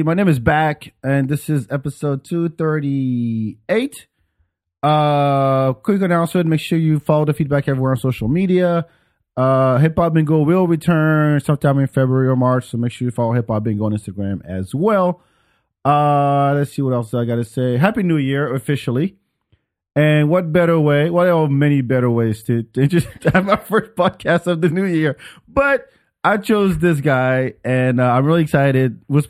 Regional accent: France; I mean, I grew up in France, so I'm from Africa, so soccer, like football with the foot, you know.

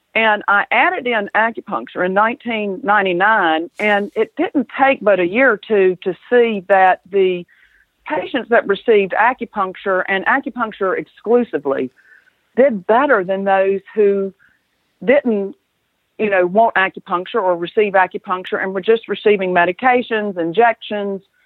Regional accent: the South, United States; accent: southern; also born or lived in Atlanta; as you might can tell from my accent, I'm a southern girl

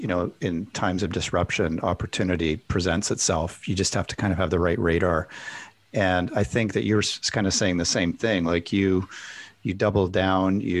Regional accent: Canada; I'm Canadian

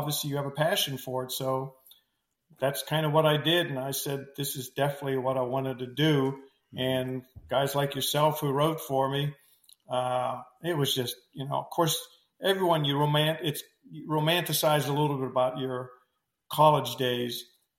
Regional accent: Western Pennsylvania, United States; moved away; growing up in Western Pennsylvania

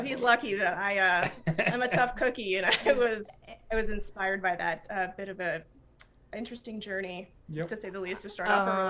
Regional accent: Colorado, United States; I was born and raised here in Colorado, very rural. So I grew up with horses and raising hogs, just kind of a country girl.

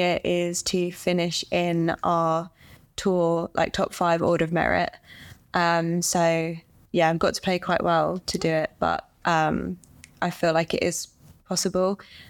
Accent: England, United Kingdom; I'm from England and I'm a professional golfer.

